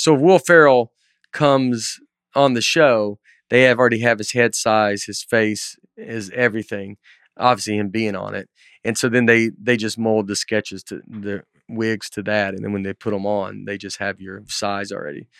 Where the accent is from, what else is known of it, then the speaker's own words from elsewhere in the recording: Old Hickory, Tennessee, United States; I'm just from Old Hickory. I'm just, like, from here